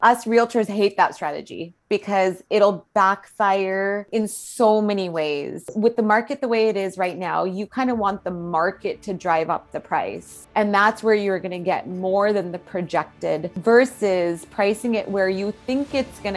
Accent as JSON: {"language": "English", "town": "Fremont", "region": "California", "country": "United States", "tie": "born or raised there", "also_born_or_lived": "Chicago, Illinois", "moved": "as an adult", "said": "my husband and I actually decided to move to my hometown, which was Fremont, California"}